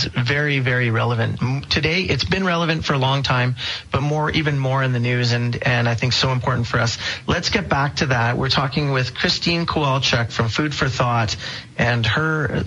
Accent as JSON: {"language": "English", "town": "Sherwood Park", "region": "Alberta", "country": "Canada", "tie": "born or raised there", "said": "I grew up in Sherwood Park"}